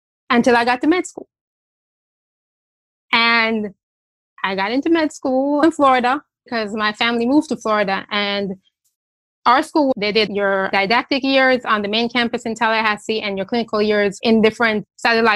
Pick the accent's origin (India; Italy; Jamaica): Jamaica; now in United States; I am also an immigrant. I'm from Jamaica